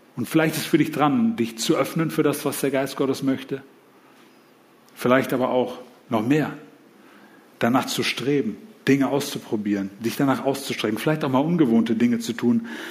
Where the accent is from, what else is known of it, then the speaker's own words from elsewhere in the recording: Germany; als Deutsche